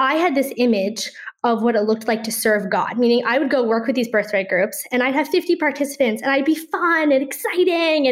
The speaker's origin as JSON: {"language": "English", "town": "Toronto", "region": "Ontario", "country": "Canada", "moved": "yes", "lives_now": "Safed, Israel", "said": "I'm originally from Toronto, Canada"}